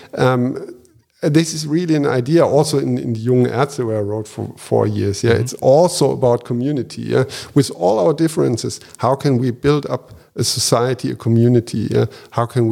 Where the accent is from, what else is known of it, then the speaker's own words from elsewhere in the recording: Japan; moved away; I was born and raised in Japan